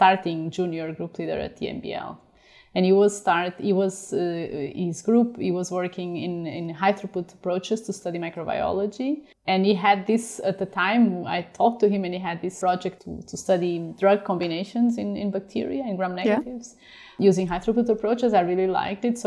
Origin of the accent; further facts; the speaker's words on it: Portugal; moved away as an adult; also born or lived in Denmark; now in Würzburg, Germany; I am originally from Portugal